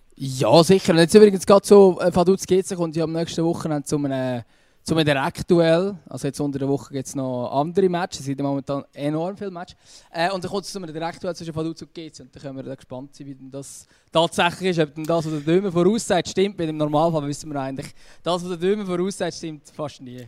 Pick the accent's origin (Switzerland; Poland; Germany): Switzerland; bei uns in der Schweiz